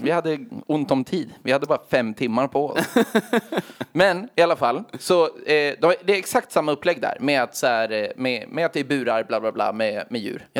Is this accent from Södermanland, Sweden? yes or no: yes; Gnesta, Södermanland, Sweden; vi kom till Gnesta som var en och en timme och en kvart utanför Stockholm